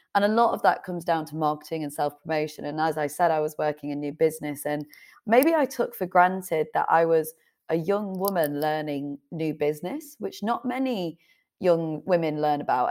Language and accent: English; Leeds, Yorkshire and the Humber, United Kingdom; moved away; also born or lived in Manchester; originally I was living in Manchester, but I'm from Leeds originally